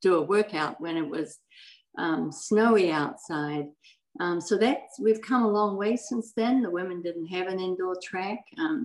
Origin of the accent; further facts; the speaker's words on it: New Zealand; moved away as an adult; now in United States; I was born in New Zealand